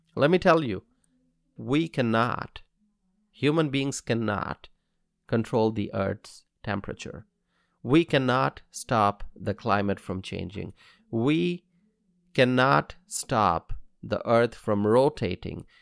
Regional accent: United States; as an American

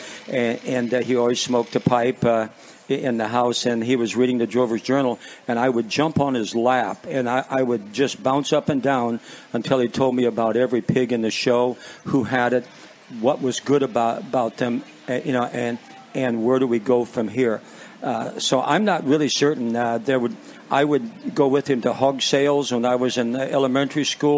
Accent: Walnut, Illinois, United States; born and raised in Walnut, Illinois

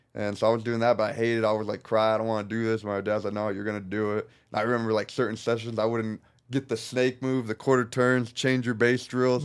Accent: Norco, California, United States; also born or lived in Corona, California; I grew up in Norco, which is, stands for North Corona, which is just a little town over

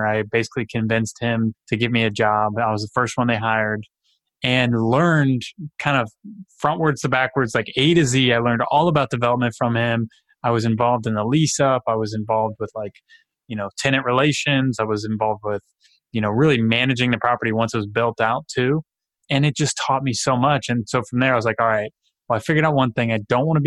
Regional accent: Cincinnati, Ohio, United States; also born or lived in Louisville, Kentucky; I grew up in Cincinnati

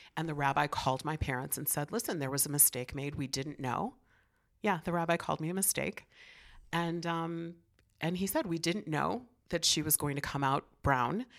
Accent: Chicago, Illinois, United States; also born or lived in New York; I grew up in the city of Chicago in the seventies

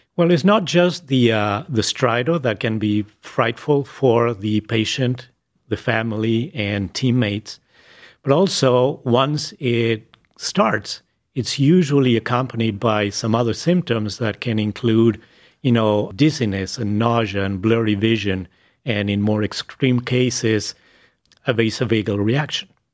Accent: Buenos Aires, Argentina; English is a second language; moved away as an adult; now in Cleveland, United States; I was born in Buenos Aires, Argentina. I started med school in Buenos Aires

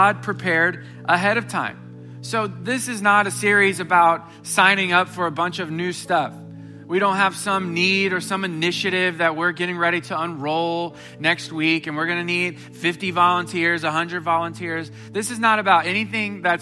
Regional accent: Springfield, Missouri, United States; now in Houston, United States; I grew up in Springfield, Missouri

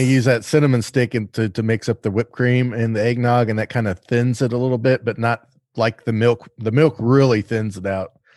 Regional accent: the South, United States; I'm from the South

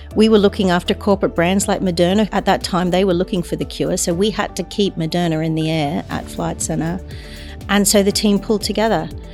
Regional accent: Brisbane, Queensland, Australia; moved away as an adult; also born or lived in New York; now in London, United Kingdom; I was away from my hometown of Brisbane

